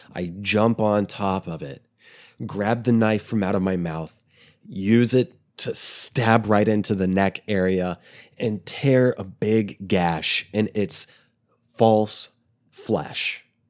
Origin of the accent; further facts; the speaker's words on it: small town in eastern Oklahoma, United States; also born or lived in New Jersey; the town I would later end up um, living and growing up in.